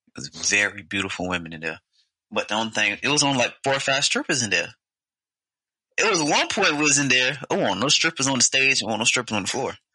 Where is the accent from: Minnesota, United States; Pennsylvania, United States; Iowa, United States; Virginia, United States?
Virginia, United States; Portsmouth; I'm from Portsmouth